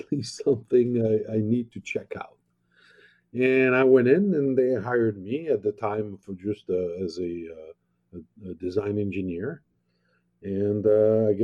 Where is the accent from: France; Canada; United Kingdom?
France; now in United States; I grew up in France